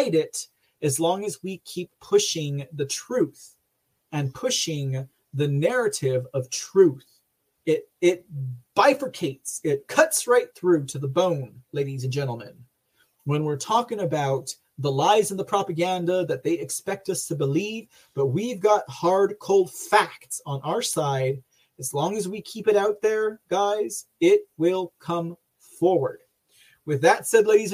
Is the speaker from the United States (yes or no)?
yes; Texas, United States; I hail from Texas